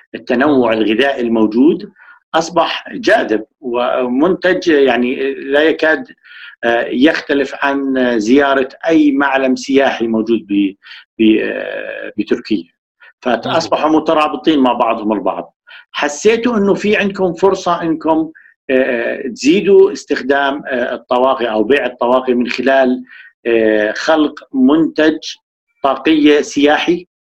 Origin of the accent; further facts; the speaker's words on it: Jordan; ثقافه الطاقيه مش موجوده عندنا بالاردن